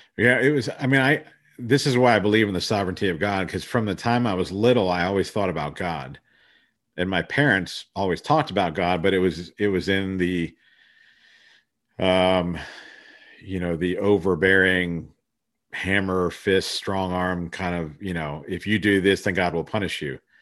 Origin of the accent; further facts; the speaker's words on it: Columbus, Ohio, United States; also born or lived in Sri Lanka / Florida; I was born in Sri Lanka and, uh, but was raised in Ohio. My dad went to a high state, and so our family settled there, and so I grew up in, in Columbus, Ohio.